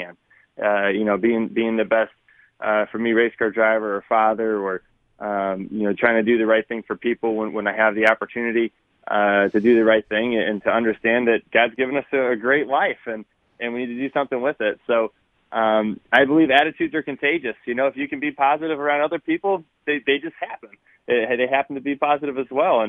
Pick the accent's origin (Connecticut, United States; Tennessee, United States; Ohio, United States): Connecticut, United States; I'm from Connecticut